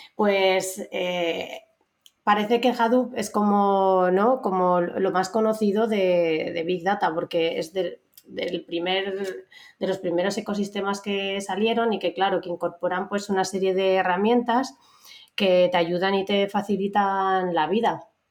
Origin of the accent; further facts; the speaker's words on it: Aragon, Spain; moved away as an adult; now in Madrid, Spain; soy una maña muy maja que ya lleva una temporadica viviendo en Madrid.